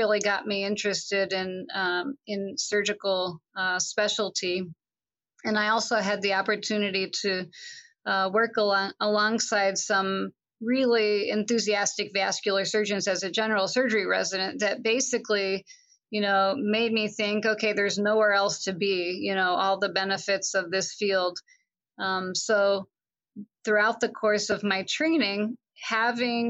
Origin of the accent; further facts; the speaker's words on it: Long Island, New York, United States; I grew up in Long Island, New York